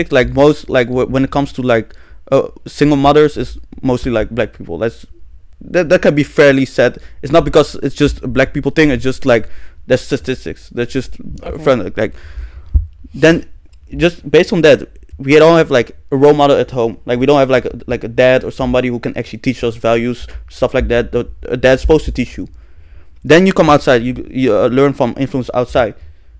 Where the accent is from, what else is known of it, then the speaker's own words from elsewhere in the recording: Netherlands; I was born here